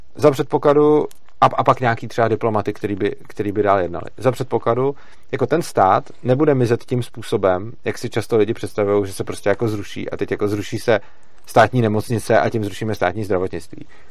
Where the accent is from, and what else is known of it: Czechia